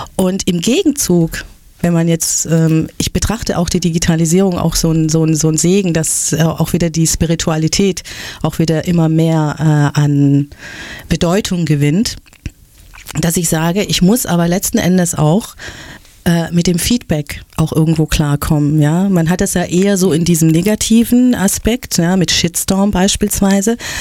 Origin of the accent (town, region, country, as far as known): Stuttgart, Baden-Württemberg, Germany; born or raised there